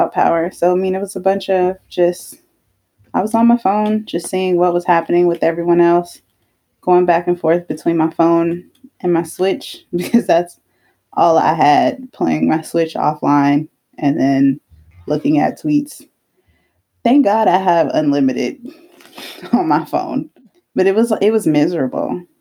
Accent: Texas, United States; I'm from Texas.

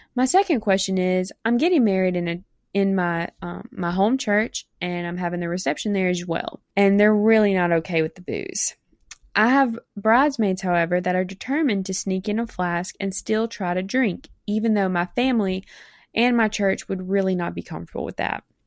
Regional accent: South Mississippi, United States; accent: Mississippi accent; I'm from South Mississippi in the United States.

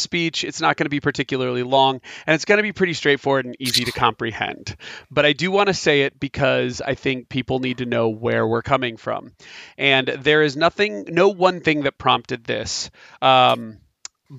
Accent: United States; I am an American

